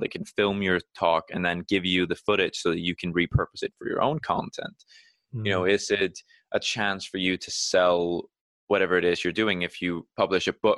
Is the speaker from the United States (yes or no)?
no; Iceland; moved away as an adult; now in United Kingdom; when I moved away from Iceland, I knew that everything that I'd worked to build up there in terms of connections within the art community, that wouldn't be done overnight in a new country.